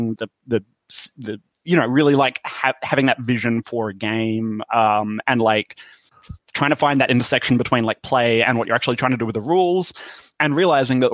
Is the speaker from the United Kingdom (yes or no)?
no; Australia; accent: Australian